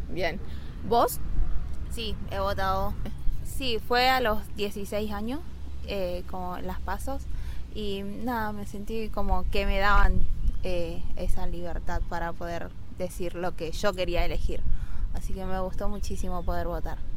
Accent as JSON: {"language": "Spanish", "country": "United States", "said": "no soy de acá, soy de los Estados Unidos."}